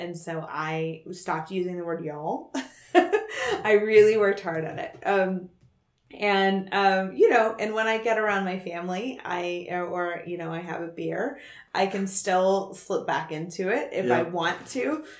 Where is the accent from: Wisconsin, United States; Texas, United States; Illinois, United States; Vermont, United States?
Texas, United States; now in Bay Area, United States; I've lived in the Bay Area since 2005, but I'm originally from Texas.